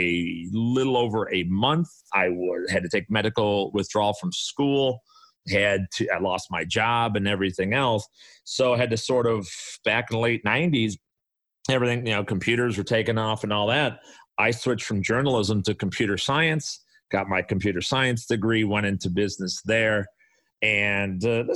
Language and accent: English; Chicago, Illinois, United States; guys you've probably never heard from that I grew up with on the South Side